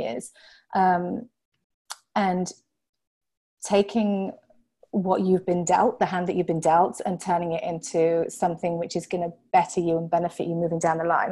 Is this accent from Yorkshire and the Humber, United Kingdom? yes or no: yes; Yorkshire and the Humber, United Kingdom; moved away as an adult; also born or lived in Hampshire, England; now in Venice, California, United States; I was born in Hampshire, which is um, about an hour south of London. It's on um, the south coast of, of England. It's a place called the New Forest. It's absolutely beautiful. I was born there, and then we moved up to Yorkshire, which is about four hours north of London